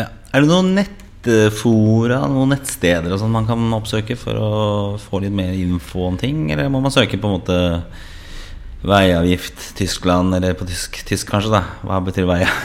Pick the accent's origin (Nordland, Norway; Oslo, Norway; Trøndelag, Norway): Oslo, Norway; moved away as an adult; also born or lived in Grünerløkka, Oslo; now in Bærum, Norway; jeg er fra østkanten i Oslo, nemlig fra Torshov, der jeg vokste opp, og senere også Grünerløkka